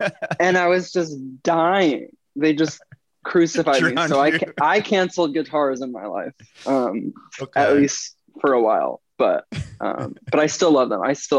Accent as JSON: {"language": "English", "town": "Springfield", "region": "Missouri", "country": "United States", "tie": "born or raised there", "also_born_or_lived": "Kansas City / New Hampshire / Illinois", "said": "I was born in Kansas City, Missouri, but my family moved around a bit. We lived in New Hampshire for a couple of years, Illinois for a couple of years, but we moved back to Missouri when I was 11. So I say I'm from Missouri."}